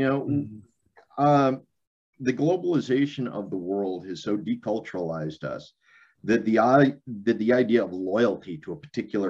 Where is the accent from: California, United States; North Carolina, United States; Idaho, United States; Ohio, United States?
Idaho, United States; Boise; So why is it wrong for me to identify as a Boisean before I identify as an American?